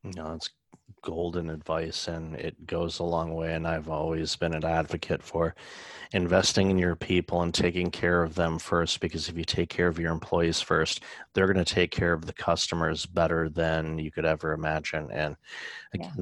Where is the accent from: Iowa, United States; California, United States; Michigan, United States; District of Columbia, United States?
Michigan, United States; outside of Detroit; I grew up outside of Detroit